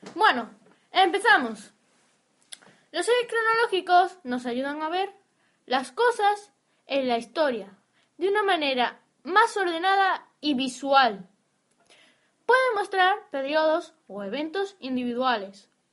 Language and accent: Spanish; Spain; Somos españoles